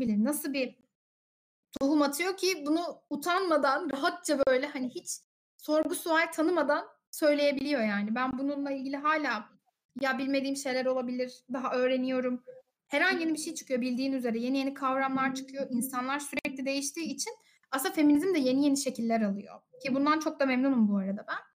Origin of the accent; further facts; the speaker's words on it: Konya, Turkey; Ben de Konyalıyım